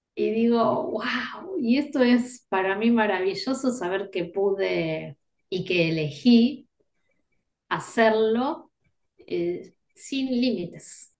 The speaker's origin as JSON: {"language": "Spanish", "region": "Buenos Aires", "country": "Argentina", "said": "soy de Buenos Aires, acá en Argentina"}